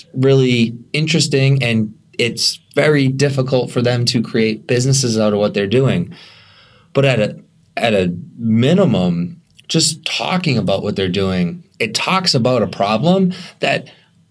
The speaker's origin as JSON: {"language": "English", "town": "Methuen", "region": "Massachusetts", "country": "United States", "tie": "born or raised there", "said": "I grew up in the Merrimack Valley. I grew up in Methuen"}